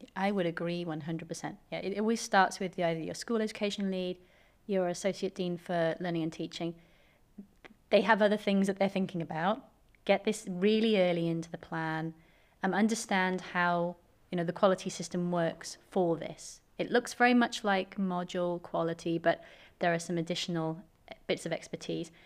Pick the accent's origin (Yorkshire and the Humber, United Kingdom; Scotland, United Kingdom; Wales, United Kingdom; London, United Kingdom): Wales, United Kingdom; Swansea; I'm just a Swansea girl.